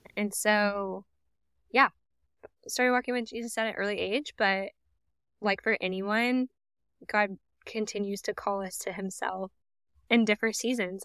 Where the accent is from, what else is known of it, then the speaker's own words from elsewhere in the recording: Dallas, Texas, United States; moved away as an adult; also born or lived in Norman, Oklahoma / Tulsa, Oklahoma; now in Oklahoma, United States; I was raised in the Dallas area, in a suburb on the north side of Dallas.